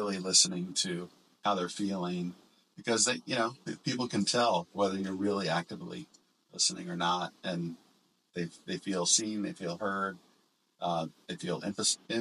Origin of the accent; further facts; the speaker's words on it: small town outside of Orlando, Florida, United States; also born or lived in Hollywood, Florida; our small town that we grew up in outside of Orlando